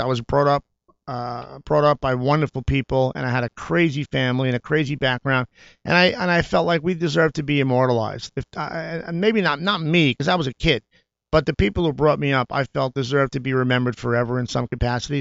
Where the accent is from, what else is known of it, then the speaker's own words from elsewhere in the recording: New York, United States; moved away as an adult; now in Los Angeles, United States; my growing up in New York